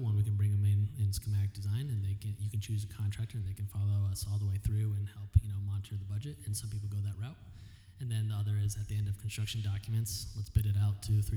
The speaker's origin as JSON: {"language": "English", "region": "Connecticut", "country": "United States", "also_born_or_lived": "East Coast", "moved": "as an adult", "lives_now": "Phoenix, United States", "said": "I'm from Connecticut"}